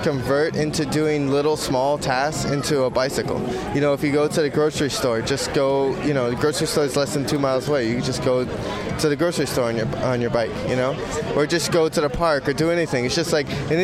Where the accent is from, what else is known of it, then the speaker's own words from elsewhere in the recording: Ventura County, California, United States; I'm from Ventura County